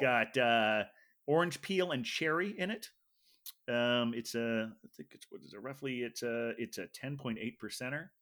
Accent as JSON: {"language": "English", "region": "Ohio", "country": "United States", "tie": "born or raised there", "said": "I grew up in Ohio"}